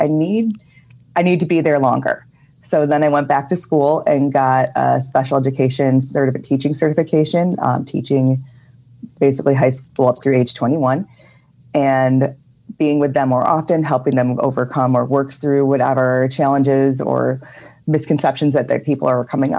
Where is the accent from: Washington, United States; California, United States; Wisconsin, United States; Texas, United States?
Wisconsin, United States; Milwaukee; I'm from Milwaukee